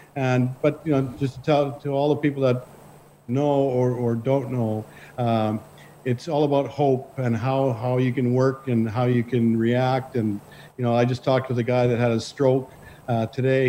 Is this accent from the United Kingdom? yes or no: no; Saskatchewan, Canada; also born or lived in Lanigan / Jansen / Neudorf / Melville; I grew up in Saskatchewan